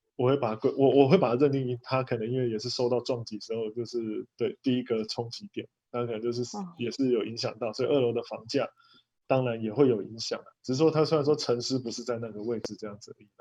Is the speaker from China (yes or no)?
no; Taichung, Taiwan; 我是台中的